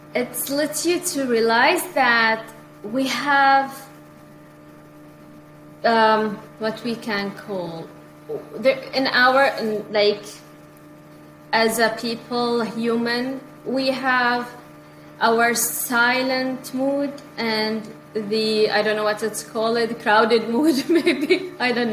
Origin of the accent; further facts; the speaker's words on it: India; now in Canada; See, when I came from India, and even here in Canada, sometimes, you know, I have many, many things to do.